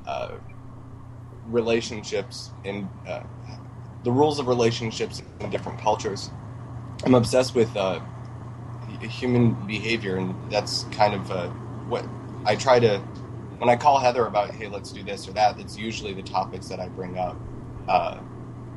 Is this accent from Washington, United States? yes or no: no; Michigan, United States; now in New York, United States; I'm from Michigan